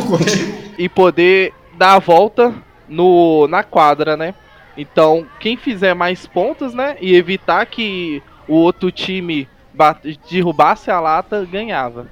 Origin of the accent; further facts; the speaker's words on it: Belo Horizonte, Minas Gerais, Brazil; Sou aqui de Belo Horizonte, melhor cidade de Minas Gerais.